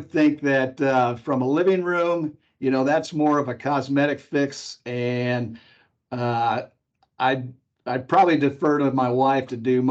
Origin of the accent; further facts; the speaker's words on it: Chicago, Illinois, United States; now in Wichita, United States; I'm from the Chicago area.